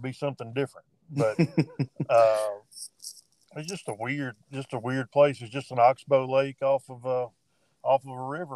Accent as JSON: {"language": "English", "region": "Northwest Louisiana", "country": "United States", "tie": "born or raised there", "also_born_or_lived": "Magnolia, Arkansas", "said": "I was born in Arkansas, Southwest Arkansas, Magnolia. Lived most of my life in Northwest Louisiana, where I currently reside"}